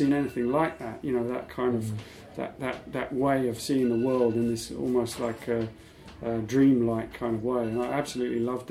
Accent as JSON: {"language": "English", "region": "London", "country": "United Kingdom", "tie": "born or raised there", "said": "I grew up in Putney."}